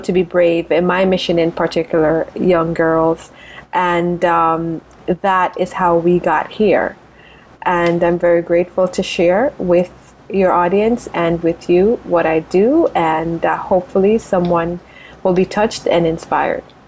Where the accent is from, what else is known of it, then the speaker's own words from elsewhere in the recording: Spur Tree, Manchester, Jamaica; now in United States; I grew up in rural Jamaica, so a town, a, a city called Manchester, a little town called Spur Tree